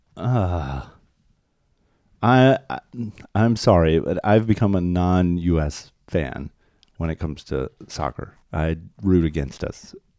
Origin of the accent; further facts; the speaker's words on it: Minnesota, United States; I'm from Minnesota